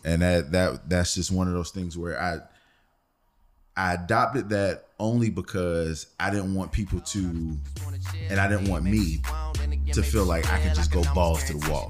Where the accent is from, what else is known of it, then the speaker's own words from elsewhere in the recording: Philadelphia, Pennsylvania, United States; I'm from Philly